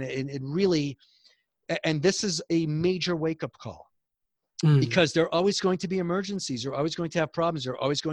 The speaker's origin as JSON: {"language": "English", "town": "Montreal", "region": "Quebec", "country": "Canada", "tie": "born or raised there", "accent": "Canadian", "moved": "yes", "lives_now": "United States", "said": "everyone knew somebody that worked in a factory on our street growing up in Montreal"}